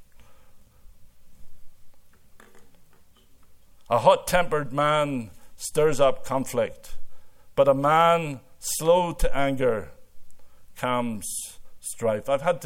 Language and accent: English; Northern Ireland, United Kingdom; moved away as an adult; now in Canada; growing up in Ireland